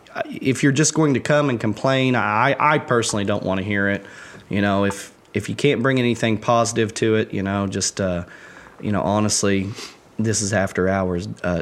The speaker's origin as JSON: {"language": "English", "country": "United States", "said": "I wouldn't have 90% of the friends I do in Lagodi, because I came from Lawrence County. I didn't know anybody when I moved here."}